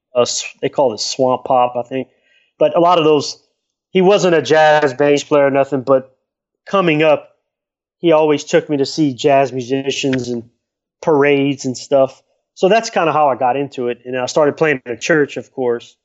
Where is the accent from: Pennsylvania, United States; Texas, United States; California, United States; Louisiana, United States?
Louisiana, United States; Lafayette; now in New Orleans, United States; I was born in Lafayette, Louisiana